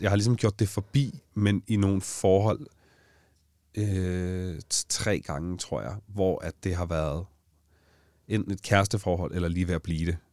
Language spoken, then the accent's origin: Danish; Allinge, Capital Region of Denmark, Denmark; i Allinge, hvor jeg kommer fra